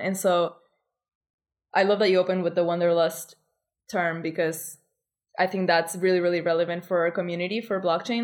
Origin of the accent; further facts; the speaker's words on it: Argentina; now in Bali, Indonesia; I come from Argentina, which is a really complicated country